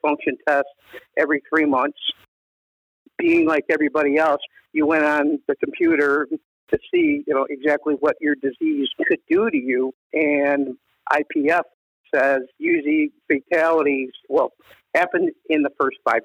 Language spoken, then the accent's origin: English; Northeast Ohio, United States; came back to where I grew up in Northeast Ohio